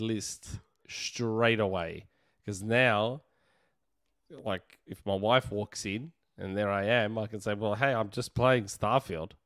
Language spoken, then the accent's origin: English; Australia; We're a very multicultural country